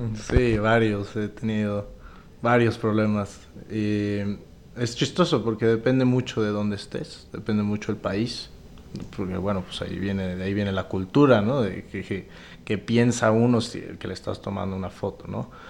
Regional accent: Mexico; soy fotógrafo mexicano

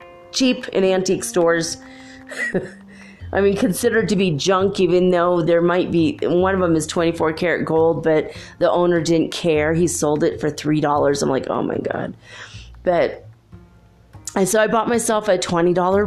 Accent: United States; I'm actually American born, but with strong Irish genes

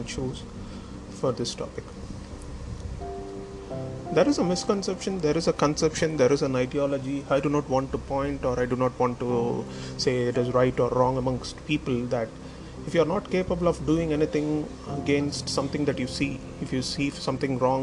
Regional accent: Tamil Nadu, India; my country is India. I'm from India, and I'm from the southern part of the nation called Tamil Nadu.

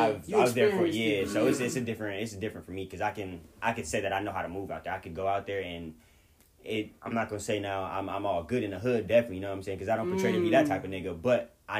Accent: Long Beach, California, United States; I'm from Orange County.

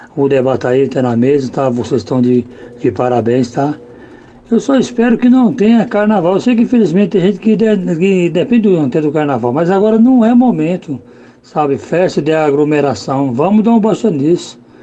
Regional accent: Belo Jardim, Pernambuco, Brazil; now in São Paulo, Brazil; sou natural de Belo Jardim.

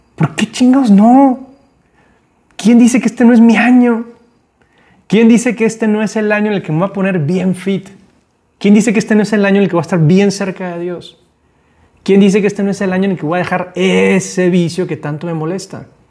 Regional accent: Guadalajara, Jalisco, Mexico; also born or lived in Panama; cuando yo estaba morrito, me vine a vivir de Panamá a Guadalajara, llegué a vivir a casa de mis abuelos

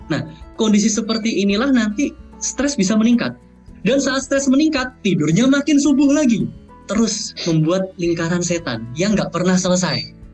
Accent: East Java, Indonesia; moved away as an adult; now in Netherlands; Saya saya aslinya dari Jawa Timur gitu ya, saya orang kampung gitu, pindah ke negara orang berhadapan dengan cuaca yang ekstrim, lingkungan baru, pandemi pula.

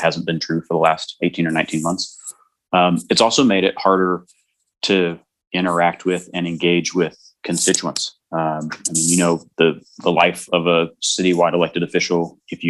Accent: Atlanta, Georgia, United States; I'm born and raised in Atlanta. I came up through Atlanta Public Schools

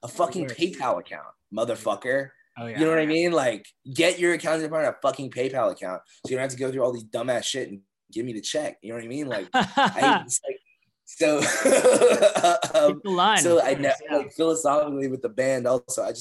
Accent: Northern Virginia, United States; I'm from Virginia, right? Grew up in Northern Virginia, grew up on like a couple acres of land, like super country

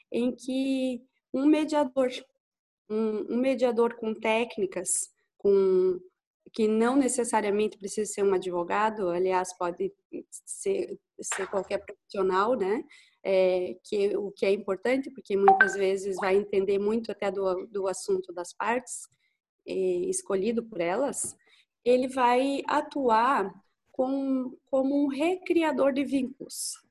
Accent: Lages, Santa Catarina, Brazil; eu sou a …, sou de Lages também.

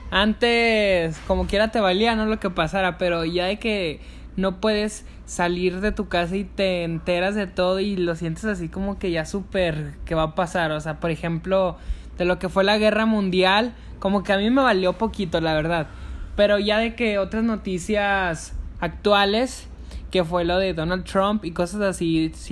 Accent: Mexico; Así es, pues como buen mexicano tengo que tengo que arreglar

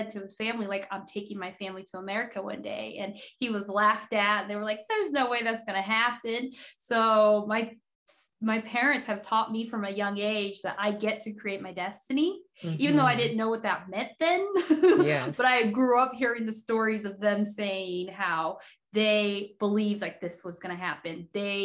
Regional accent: Nampa, Idaho, United States; English is a second language; also born or lived in Haiti; I am originally from Haiti. We moved to the States when I was 6 years old, moved to Nampa, Idaho, out of all places

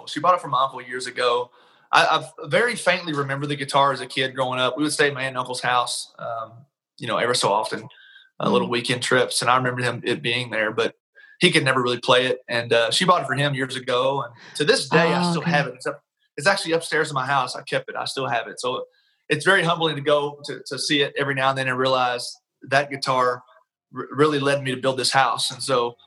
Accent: Taylorsville, Kentucky, United States; moved away as an adult; also born or lived in Lexington, Kentucky; now in Nashville, United States; Originally, I'm from a little small town in Kentucky called Taylorsville

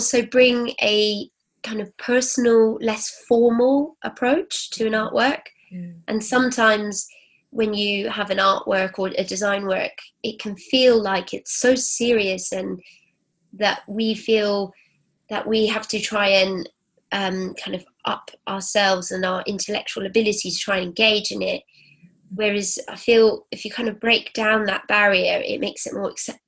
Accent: Cornwall and Wiltshire, South West England, United Kingdom; moved away as an adult; also born or lived in Rome; So I grew up sort of between Cornwall and Wiltshire in the countryside. So it was very English

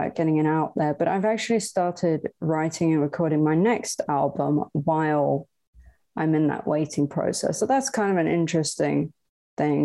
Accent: Bergen, Vestland, Norway; also born or lived in Southern California; now in California, United States; I'm originally from Bergen, Norway, but I live in Southern California.

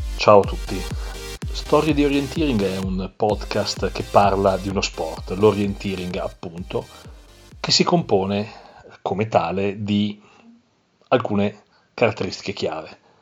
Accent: Milan, Lombardy, Italy; io sono di Milano

